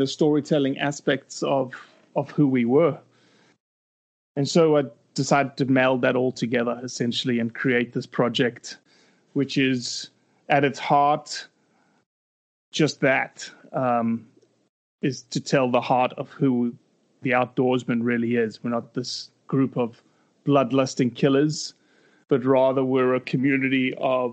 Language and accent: English; South Africa; accent: South African; moved away as an adult; also born or lived in Brazil; now in United States; I have an accent. It's from South Africa. I wasn't born in South Africa. I was born in Brazil, actually